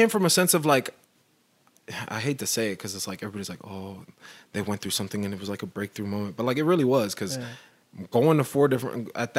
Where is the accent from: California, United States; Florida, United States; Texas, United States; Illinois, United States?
Texas, United States; Fort Worth; born there; also born or lived in Portland, United States; I was born in Fort Worth.